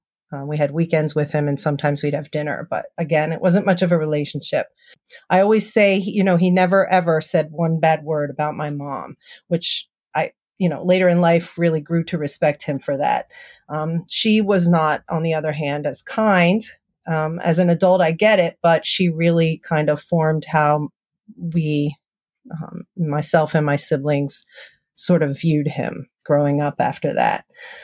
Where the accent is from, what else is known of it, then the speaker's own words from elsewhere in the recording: East Coast, United States; I grew up on the East Coast. I have one younger brother and one younger sister. I grew up in a pretty average 1970s family.